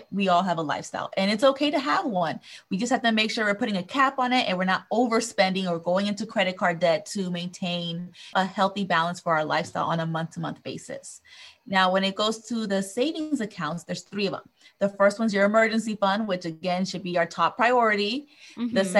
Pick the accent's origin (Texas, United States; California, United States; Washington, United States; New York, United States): California, United States; Southern; I was born and raised here in Southern California